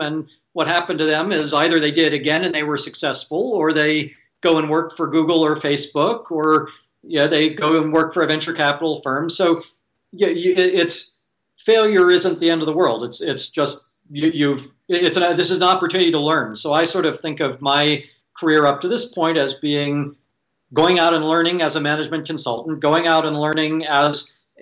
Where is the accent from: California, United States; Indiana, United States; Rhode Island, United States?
California, United States; Silicon Valley; I was born and raised in Silicon Valley